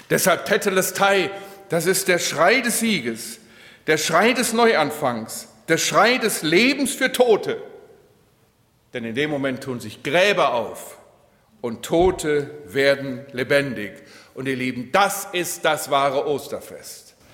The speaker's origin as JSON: {"language": "German", "town": "Steinbach", "country": "Germany", "tie": "born or raised there", "said": "als ich in Steinbach in meinem Heimatort jemanden beerdigen musste"}